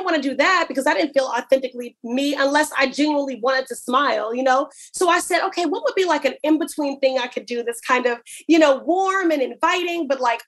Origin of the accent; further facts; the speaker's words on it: Chicago, Illinois, United States; moved away as an adult; also born or lived in Boston, Massachusetts; now in Massachusetts, United States; I'm actually originally from Chicago. That's my roots are, you know, very Midwestern